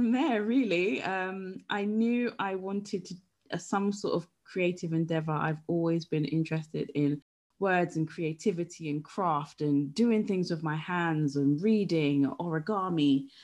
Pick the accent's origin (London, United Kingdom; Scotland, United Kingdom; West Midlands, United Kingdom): London, United Kingdom; moved away as an adult; now in West Sussex, United Kingdom; I grew up in London. I'm a Londoner. I've now moved to West Sussex.